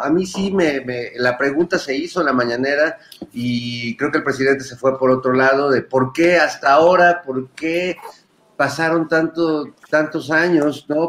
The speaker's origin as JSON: {"language": "Spanish", "country": "Mexico", "said": "somos los mexicanos"}